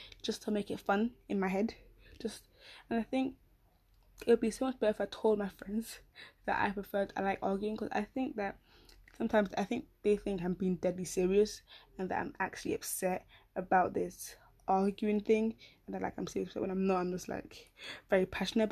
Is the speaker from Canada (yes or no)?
no; United Kingdom; I'm so British.